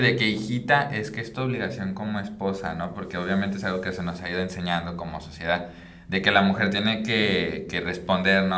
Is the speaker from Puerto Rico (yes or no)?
no; Michoacán, Mexico; moved away as an adult; also born or lived in Chiapas; now in Monterrey, Mexico; no soy de, de Monterrey, vengo de Michoacán y he estado viajando como un poco por todos lados de la República